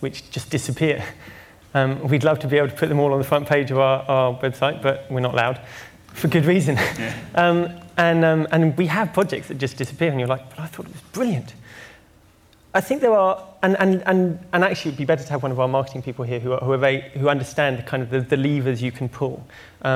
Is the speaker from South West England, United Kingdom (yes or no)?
yes; Devon, South West England, United Kingdom; I come from Devon